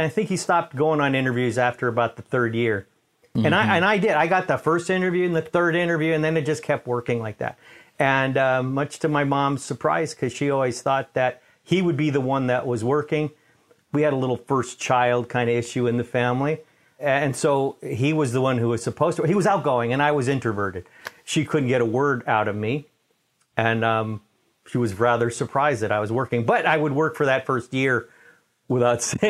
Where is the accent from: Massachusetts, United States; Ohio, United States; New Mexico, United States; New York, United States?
New York, United States; New York City; I was born in Manhattan, in New York